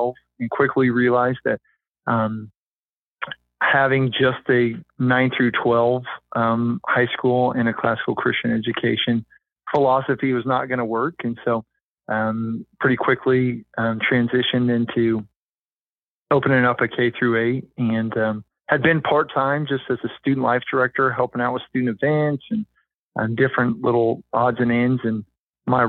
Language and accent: English; Kansas City, United States; moved away as an adult; now in Branson, United States; I was initially from Kansas City and came down to Branson, Missouri to play basketball at College of the Ozarks